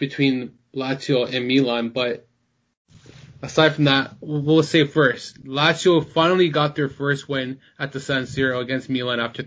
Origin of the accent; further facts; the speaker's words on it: Toronto, Ontario, Canada; I'm from Toronto